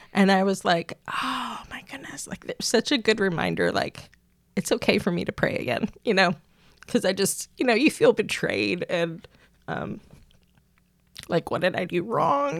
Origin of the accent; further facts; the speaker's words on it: Pennsylvania, United States; moved away as an adult; also born or lived in Wisconsin; now in Tyler, United States; I grew up in Pennsylvania, uh, first 20, 21 years of my life